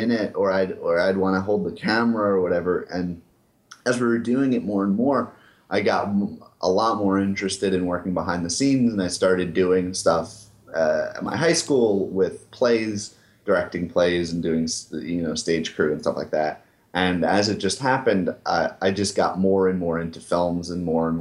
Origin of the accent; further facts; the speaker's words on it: Long Island, New York, United States; moved away as an adult; also born or lived in Boston; I'm from Long Island